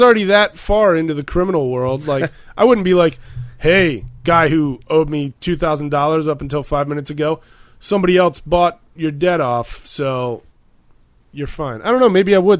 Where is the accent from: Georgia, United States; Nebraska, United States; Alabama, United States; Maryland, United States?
Maryland, United States; 40 minutes north of Baltimore; I'm not from Baltimore. I'm from 40 minutes north of Baltimore. Things get done differently there, I guess.